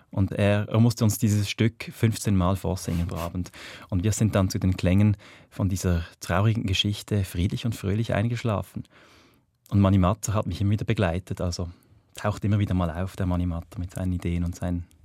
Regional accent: Reigoldswil, Basel-Landschaft, Switzerland; Ich bin in Reigoldswil aufgewachsen, im Dorf, im Baselbiet, im Feufeliebertal, hinten, ganz hinten, dort, wo es die, die schöne Gondelbahn gibt.

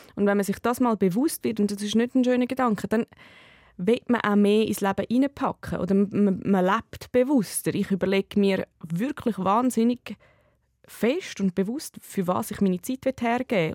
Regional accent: Dietikon, Zurich, Switzerland; ich bin in Dietiken in der Schule in das, und ich bin im Quartier äh, aufgewachsen

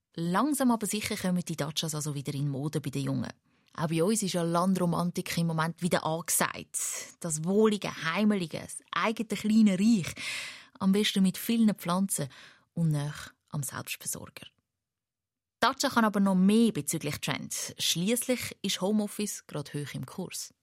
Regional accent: Switzerland; Bei uns in der Schweiz

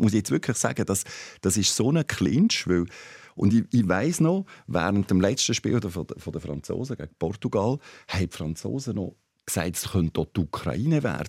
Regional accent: Switzerland; ich bin Schweizer

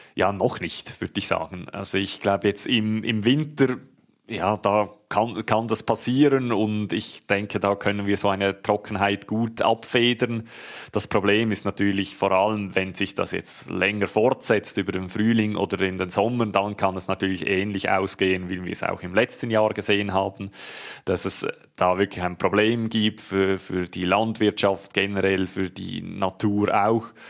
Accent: Switzerland; bei uns in der Schweiz

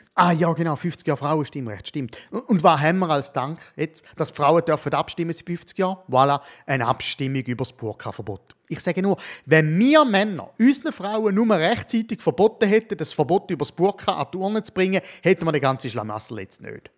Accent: Switzerland; als Schweizer Mann sage ich

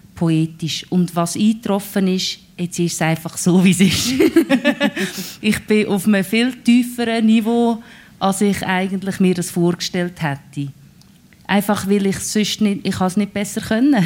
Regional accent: Lucerne hinterland, Switzerland; accent: Lucerne German; first language Swiss German (Lucerne dialect); ich bin ja im Hinterland von Luzern aufgewachsen

